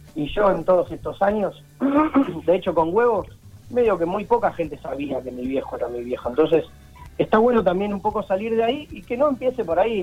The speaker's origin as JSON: {"language": "Spanish", "region": "Buenos Aires", "country": "Argentina", "tie": "born or raised there", "also_born_or_lived": "Rosario", "said": "nací en Buenos Aires, de todas maneras vamos mucho a Rosario desde siempre, tengo toda mi familia allá"}